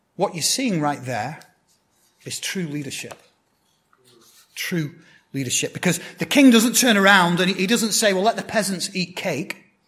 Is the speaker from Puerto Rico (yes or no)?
no; Blackburn, North West England, United Kingdom; moved away; my hometown football team, that's soccer to you guys, uh, Blackburn Rovers